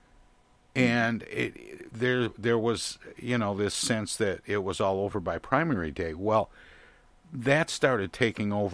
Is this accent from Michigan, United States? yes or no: yes; Genesee County, Michigan, United States; all of the years that I was growing up in Genesee County in Michigan